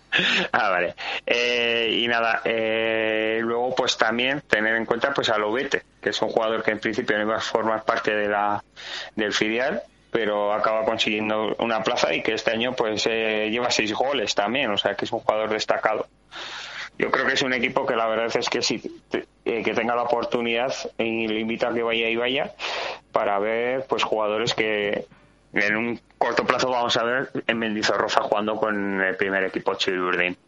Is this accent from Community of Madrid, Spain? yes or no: no; Vitoria-Gasteiz, Basque Country, Spain; somos el reflejo de Vitoria y en Vitoria siempre somos más de criticar que de verlo